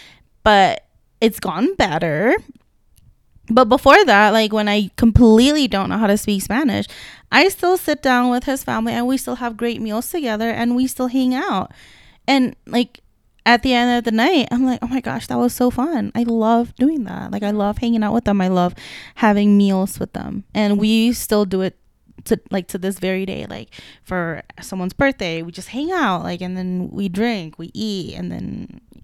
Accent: Indonesia; moved away; I grew up in Indonesia.

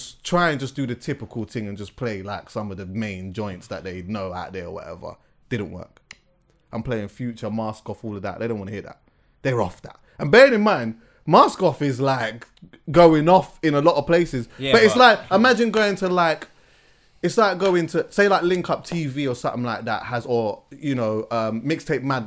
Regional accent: England, United Kingdom; I'm here from England

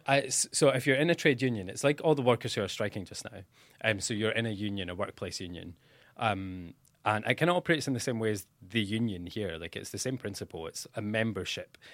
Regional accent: Dundee, Scotland, United Kingdom; moved away as an adult; now in St Andrews, United Kingdom; I'm from Dundee

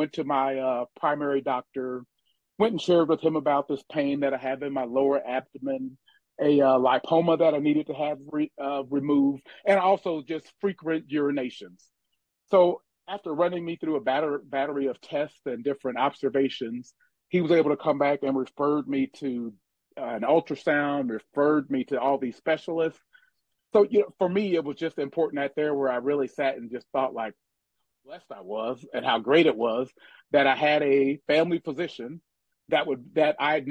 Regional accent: Omaha, Nebraska, United States; born or raised there; now in Lincoln, United States

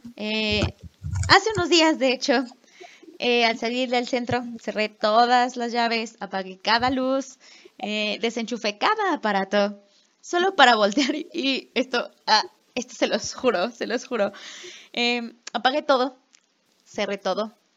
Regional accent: Mexico; soy de México.

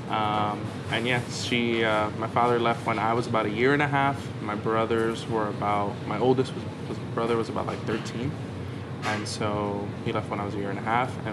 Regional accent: New York City, New York, United States; I actually grew up in this neighborhood, Stapleton, uh, maybe like five minutes away. Um, and yeah, grew up here in Staten Island, Stapleton, went to school down the block, and, uh, went to Curtis High School.

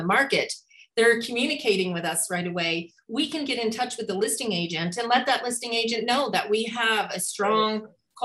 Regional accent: New York, United States; also born or lived in Hawaii; now in Spokane, United States; I'm from New York originally

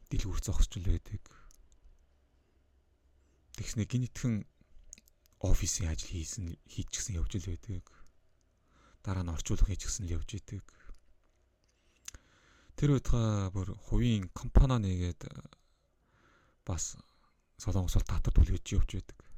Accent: Mongolia; first language Mongolian; Монгол э, хэлийг бол би миний төрөлх хэл учраас маш сайн төгс эзэмшиж боддог.

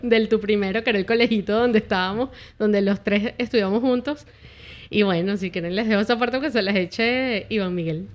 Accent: Caracas, Capital District, Venezuela; moved away as an adult; also born or lived in San Fernando de Apure, Venezuela / Camaguán, Venezuela; now in United States; yo me crié en Caracas desde que tenía un añito de edad, pero yo nací en San Fernando de Apura

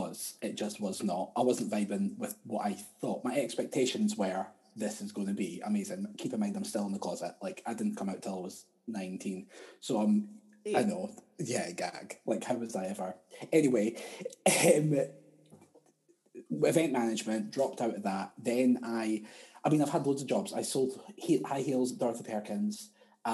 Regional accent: Edinburgh, Scotland, United Kingdom; moved away as an adult; also born or lived in Australia; I grew up in a place called Sighthill, which is out next to Broom House

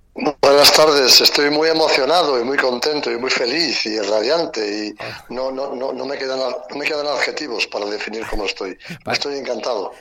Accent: Madrid, Community of Madrid, Spain; soy tan querétaro como madrileño prácticamente

